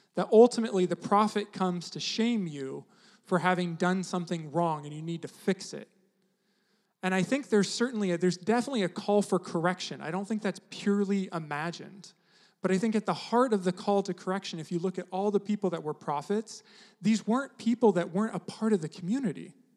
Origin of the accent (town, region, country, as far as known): United States